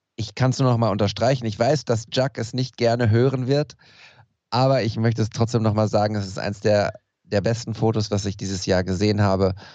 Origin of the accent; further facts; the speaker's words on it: Ruhr area, North Rhine-Westphalia, Germany; wir im Pott